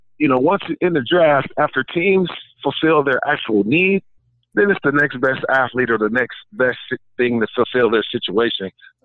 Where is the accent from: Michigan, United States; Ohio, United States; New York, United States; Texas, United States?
Ohio, United States; You know, I'm from Ohio, so it was always cold.